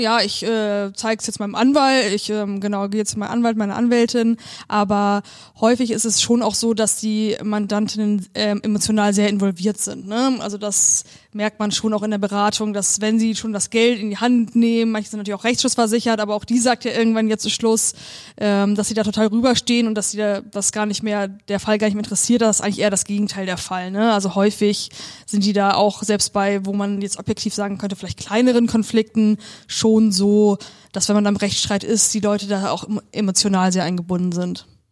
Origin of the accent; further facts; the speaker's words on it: Germany; moved away as an adult; now in Bremen, Germany; ich komme aus der Nähe von Hamburg